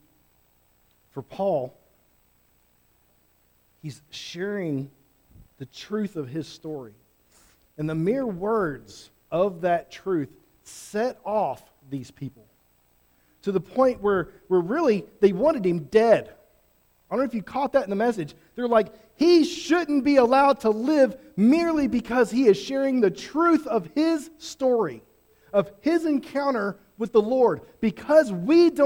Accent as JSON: {"language": "English", "town": "Fairdale", "region": "Oklahoma", "country": "United States", "tie": "born or raised there", "said": "I grew up near Fairdale. I grew up Oklahoma and Fairdale"}